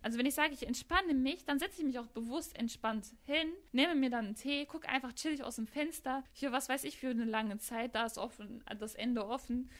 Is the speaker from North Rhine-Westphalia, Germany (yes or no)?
yes; Gladbeck, North Rhine-Westphalia, Germany; in der WAZ-Redaktion bei uns in Gladbeck